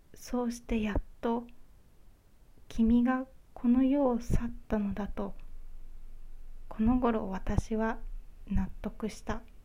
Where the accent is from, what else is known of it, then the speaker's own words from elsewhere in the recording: Kyushu, Japan; now in Honshu, Japan; 九州出身なんですけれども